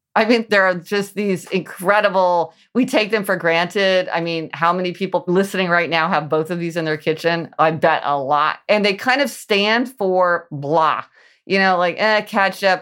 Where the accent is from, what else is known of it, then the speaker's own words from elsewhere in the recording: Midwest, United States; I grew up in the Midwest